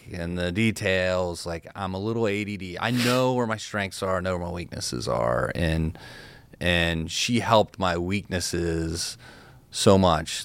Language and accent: English; Cincinnati, Ohio, United States; I've got a big network from growing up in Cincinnati